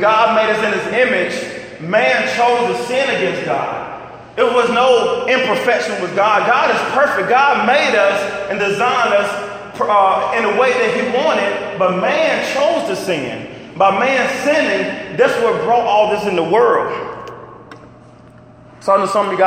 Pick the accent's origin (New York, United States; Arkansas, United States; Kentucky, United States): Arkansas, United States; I'm from Arkansas and I got some country parents